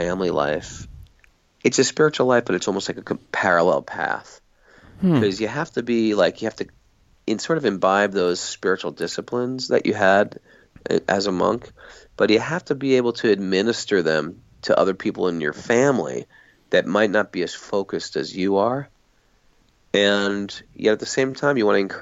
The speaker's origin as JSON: {"language": "English", "country": "United States", "tie": "born or raised there", "said": "being born in America"}